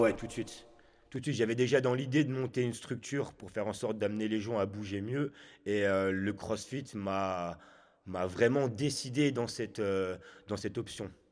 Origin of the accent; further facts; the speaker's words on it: Chartres, Centre-Val de Loire, France; also born or lived in Haute-Savoie / Ain; now in Chablais, France; Je viens de Chartres. Je suis né donc là-bas, dans le 28. Et j'ai suivi mes parents qui se sont fait muter professionnellement en Haute-Savoie.